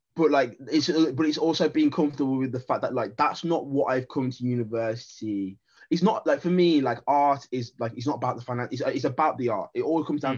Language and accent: English; Wolverhampton, West Midlands, United Kingdom; moved away as an adult; now in London, United Kingdom; I'm Jamaican heritage, born in the black country